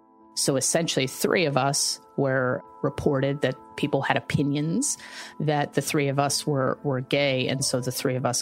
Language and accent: English; Tampa, Florida, United States; I call Tampa home because I went to high school here.